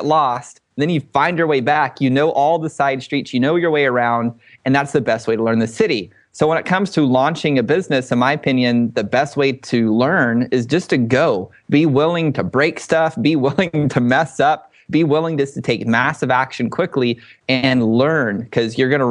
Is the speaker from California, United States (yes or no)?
no; Dallas area, Texas, United States; some of our guys were here in my hometown.